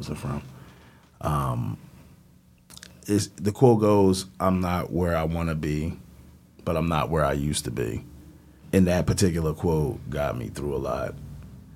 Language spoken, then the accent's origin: English; Philadelphia, Pennsylvania, United States; I was from West Philly, so I wasn't from New York at all